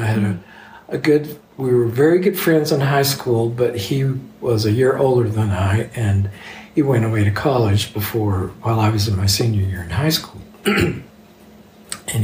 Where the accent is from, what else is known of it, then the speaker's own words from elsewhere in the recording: Texas, United States; my hometown is where Texaco started